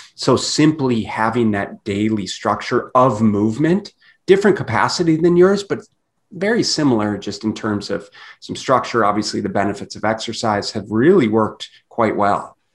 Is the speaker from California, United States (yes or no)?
no; Minneapolis, Minnesota, United States; also born or lived in southern Canada; now in Phoenix, United States; I grew up in Minneapolis, Minnesota